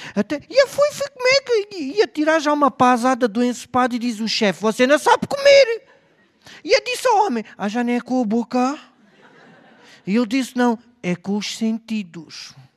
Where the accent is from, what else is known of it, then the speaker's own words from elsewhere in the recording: Beja, Alentejo, Portugal; Eu sou de Beja